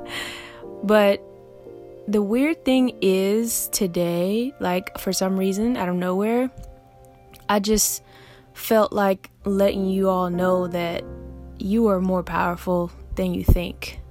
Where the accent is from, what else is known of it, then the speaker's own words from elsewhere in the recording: Augusta, Georgia, United States; moved away as an adult; also born or lived in England; now in New York, United States; Yes, I was raised in Augusta, Georgia. Not born, I was born in England actually, but I was raised in a 706 Richmond County, Augusta, Georgia